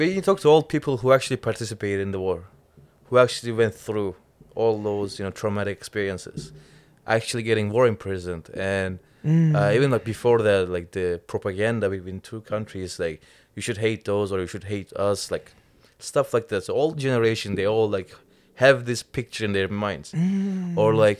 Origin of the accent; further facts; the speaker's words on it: Cyprus; English is a second language; Straight from Cyprus.